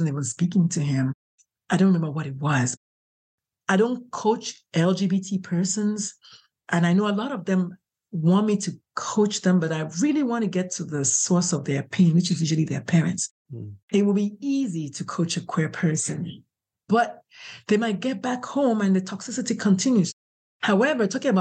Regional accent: Nigeria; now in San Antonio, United States; I'm Catholic. I'm Nigerian.

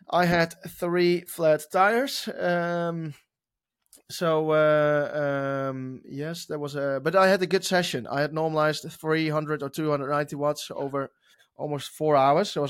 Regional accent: Oklahoma, United States; from Oklahoma racing

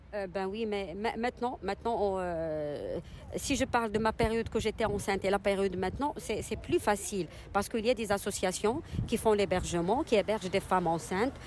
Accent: Casablanca, Casablanca-Settat, Morocco; Je suis marocaine. Euh, d'origine de, de Je suis née à Casa.

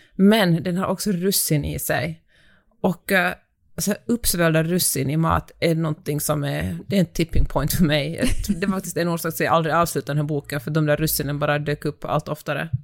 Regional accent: Finland; now in Sweden; jag kommer från Finland

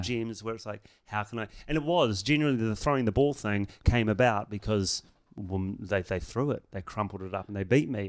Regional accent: New Zealand; I'm from New Zealand

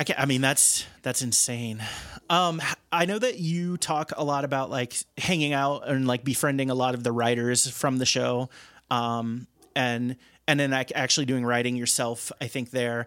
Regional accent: outside of Cincinnati, Ohio, United States; I grew up outside of Cincinnati

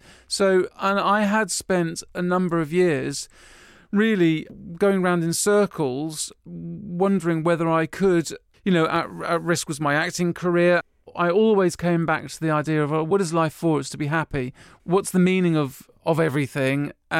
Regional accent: Woking, South East England, United Kingdom; also born or lived in Cotswolds; I grew up in Woking, which is, you know, a little suburban town half an hour from London, you may know it, in Surrey. And and that was sort of, yeah, very suburban, but with a bit of countryside nearby. But then when I was 11, we moved to the Cotswolds, super country-ish.

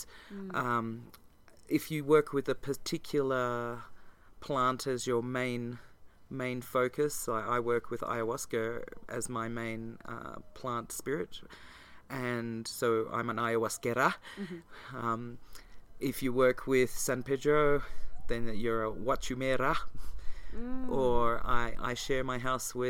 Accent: Australia; as an Australian

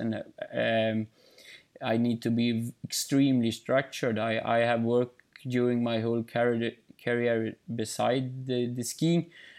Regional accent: Ulricehamn, Västra Götaland, Sweden; English is a second language; But in Småland, in Eksjö, in my hometown, Ulricehamn, and in other places, then I think many people know me.

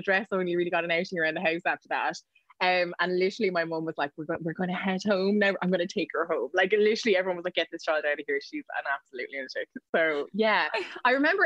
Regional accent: Waterford, Munster, Ireland; also born or lived in West Cork; I grew up in Waterford

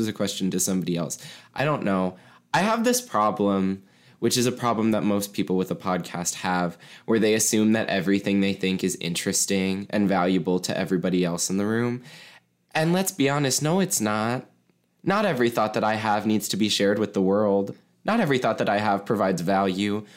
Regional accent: Mason, Ohio, United States; I have lived in Ohio my entire life. I grew up in Ohio

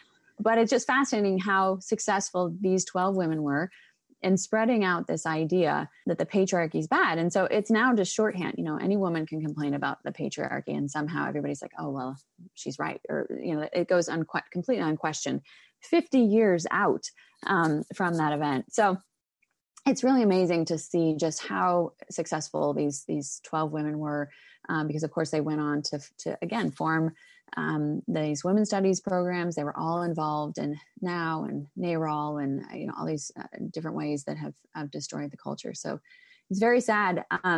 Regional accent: Oregon, United States; But I grew up in Oregon, actually, very liberal state.

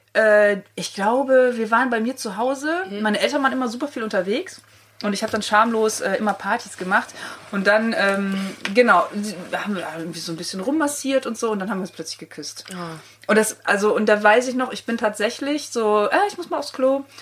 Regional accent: countryside near Cologne, North Rhine-Westphalia, Germany; ich komme so ein bisschen vom Lande in der Nähe von Köln

